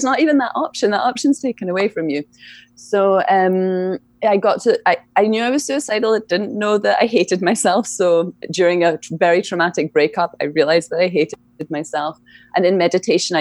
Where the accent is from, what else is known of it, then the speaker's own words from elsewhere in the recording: Scotland, United Kingdom; moved away; I grew up in Scotland